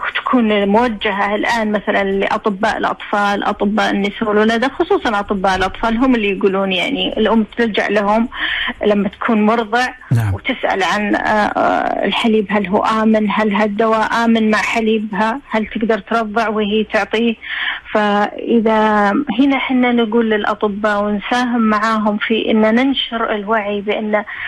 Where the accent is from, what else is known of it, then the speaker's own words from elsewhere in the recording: Saudi Arabia; احنا عندنا في السعودية